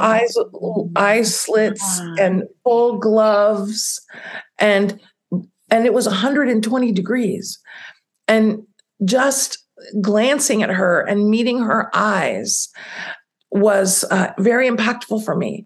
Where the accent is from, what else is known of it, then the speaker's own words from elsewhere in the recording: United States; also born or lived in Italy; I'm an American. I'm not born somewhere else